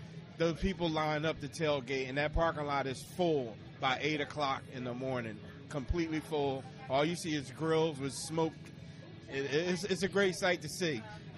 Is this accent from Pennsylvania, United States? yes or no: yes; Philadelphia, Pennsylvania, United States